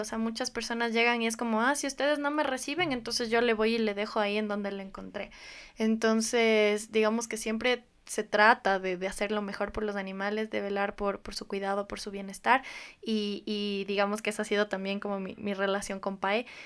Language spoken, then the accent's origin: Spanish; Riobamba, Chimborazo, Ecuador; moved away as an adult; soy de Riobamba